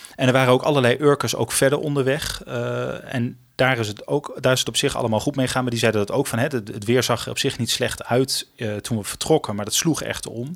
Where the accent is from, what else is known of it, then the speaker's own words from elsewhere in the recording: Usquert, Groningen, Netherlands; accent: Gronings; ik ben opgegroeid in Noord-Groningen. Ehm, ik ben geboren in de stad. Maar ik ben daarna naar een klein dorpje gegaan, Uskort. Daar heb ik vijf jaar gewoond.